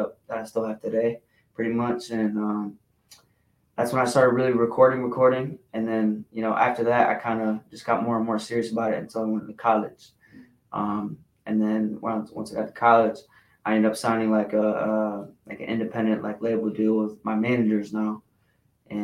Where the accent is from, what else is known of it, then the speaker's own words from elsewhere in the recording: Toledo, Ohio, United States; I'm from Toledo, Ohio